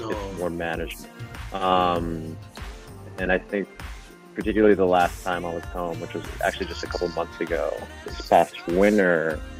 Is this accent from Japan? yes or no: yes; Sapporo, Hokkaido, Japan; I I am from Hokkaido. Yep, I uh, was born and raised in Sapporo. Um, lived there my whole life, all the way through through high school.